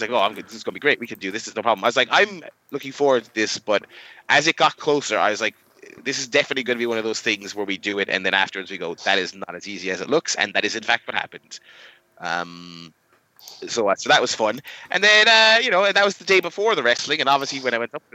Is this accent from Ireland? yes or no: yes; Ireland; we are Irish